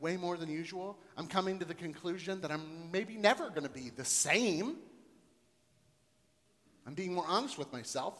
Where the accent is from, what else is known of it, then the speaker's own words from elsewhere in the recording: Florida, United States; moved away as an adult; also born or lived in Columbus, Ohio / Texas / North Dakota; now in Cincinnati, United States; I was born and raised in Florida, so was my wife